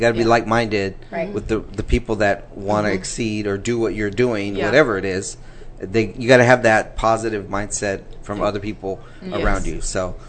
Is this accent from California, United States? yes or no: yes; California, United States; moved away; I'm from California originally. We moved here 11 years ago.